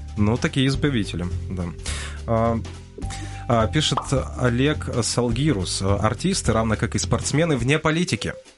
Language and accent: Russian; Crimea, Ukraine; moved away as an adult; now in Kyiv, Ukraine; я же родился в Крыму и жил до 15 -го года в Крыму